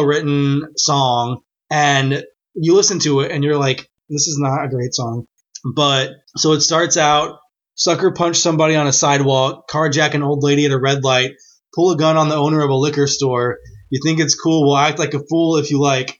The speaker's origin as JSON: {"language": "English", "region": "Texas", "country": "United States", "also_born_or_lived": "Nashville", "moved": "yes", "said": "We're from Texas."}